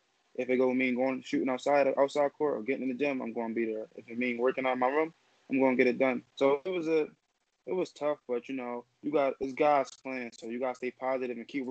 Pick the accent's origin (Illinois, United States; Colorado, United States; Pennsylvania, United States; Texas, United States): Pennsylvania, United States; Philadelphia; from South Philadelphia. I attend New McGrady High School. I'm 17 years old